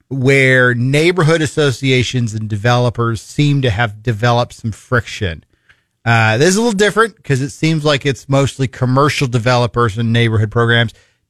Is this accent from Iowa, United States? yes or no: yes; Fort Dodge, Iowa, United States; now in Missouri, United States; I was born in Iowa, born in Fort Dodge, grew up there